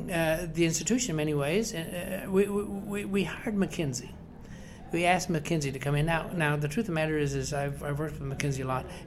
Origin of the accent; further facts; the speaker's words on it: West Virginia, United States; the Appalachian family, of which we are, we are fiercely Appalachian in, in West Virginia